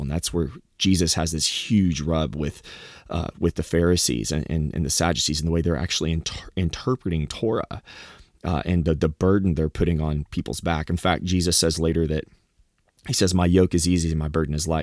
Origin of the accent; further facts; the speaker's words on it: Southeast Texas, United States; moved away; also born or lived in Arkansas; I've lived growing up in the South and, you know, in, in Texas